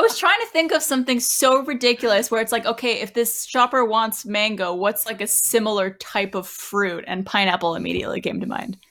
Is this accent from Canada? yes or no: yes; Canada; accent: Canadian; my Canadian accent